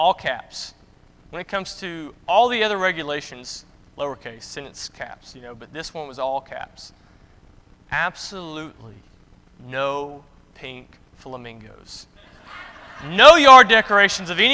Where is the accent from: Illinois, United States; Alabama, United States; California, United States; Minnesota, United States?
Alabama, United States; Gardendale; moved away; the Gardendale, that's where I'm from, the Gardendale area